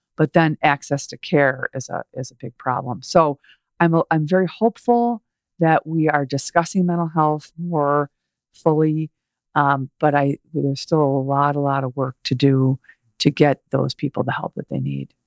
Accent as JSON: {"language": "English", "town": "Chicago", "region": "Illinois", "country": "United States", "tie": "born or raised there", "said": "We grew up in the Chicago area"}